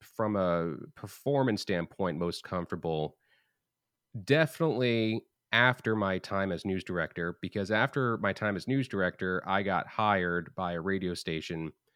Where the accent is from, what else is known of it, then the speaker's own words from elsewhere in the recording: Long Island, New York, United States; moved away; also born or lived in New Hampshire; I'm originally from Long Island, but I was going to Hofstra after living in New Hampshire.